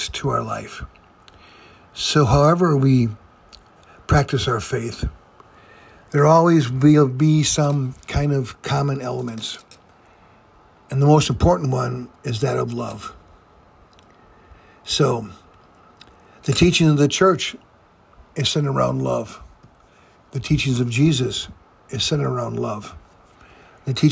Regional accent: Fond du Lac, Wisconsin, United States; I was raised in Fond du Lac, Wisconsin, by my mom

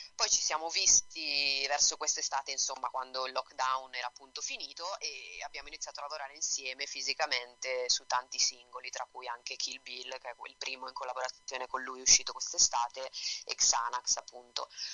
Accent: Bergamo, Lombardy, Italy; now in Florence, Italy; Io vivo a Firenze, sono nata a Bergamo, però vivo qua con la mia ragazza a Firenze.

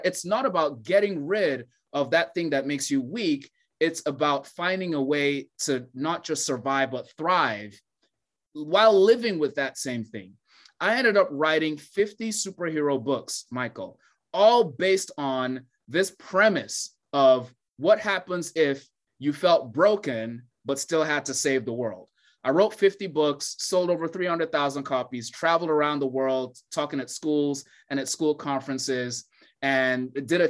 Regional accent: Nigeria; Growing up in Nigeria

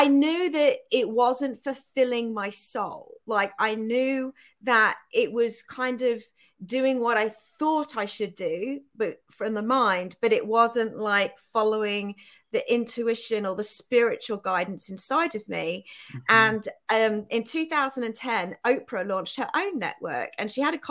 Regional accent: United Kingdom; accent: England; moved away as an adult; also born or lived in Bangladesh; now in Austin, United States; I was raised in the UK

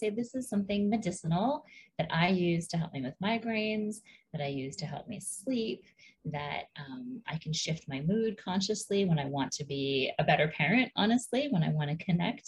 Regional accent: Hawaii, United States; Growing up in Hawaii, there's a pretty strong cannabis culture there, but I was not really immersed in it

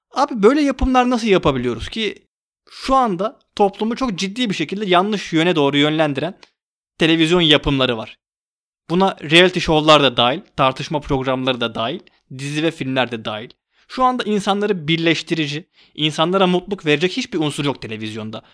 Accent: Istanbul, Turkey; Ben 91 doğumluyum. İstanbul'da doğdum.

